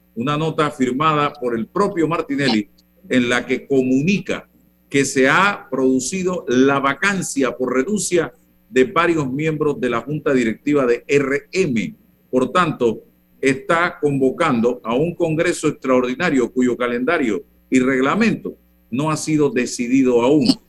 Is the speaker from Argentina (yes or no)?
no; Panama; como panameño